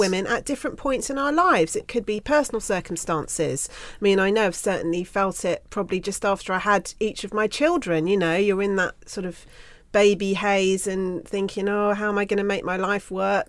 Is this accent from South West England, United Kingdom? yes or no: yes; Bruton, South West England, United Kingdom; Growing up in Bruton in Somerset